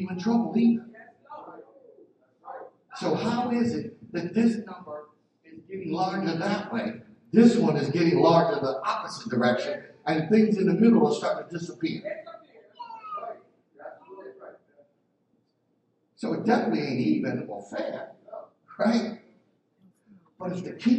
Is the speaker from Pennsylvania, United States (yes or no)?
yes; Philadelphia, Pennsylvania, United States; I'm from Philly.